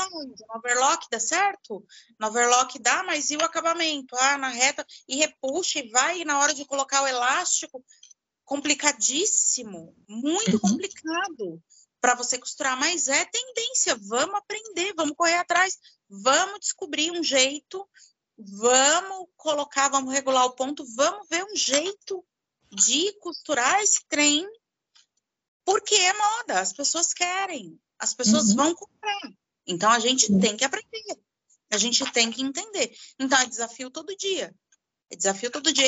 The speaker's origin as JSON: {"language": "Portuguese", "region": "São Paulo", "country": "Brazil", "said": "Eu sou de São Paulo"}